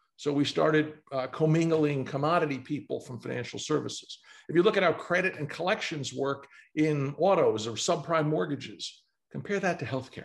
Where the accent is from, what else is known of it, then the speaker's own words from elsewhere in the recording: New York City, New York, United States; I grew up in New York City